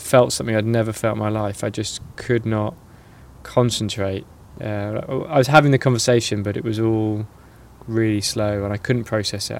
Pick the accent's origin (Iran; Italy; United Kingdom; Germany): United Kingdom; Norwich, East of England; I'm from Norwich, which is in the east of England